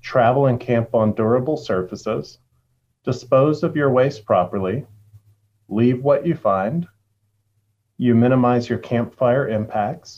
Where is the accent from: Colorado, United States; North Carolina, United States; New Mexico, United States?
North Carolina, United States; Jackson County, Western; I'm from Jackson County. I was born here. I grew up here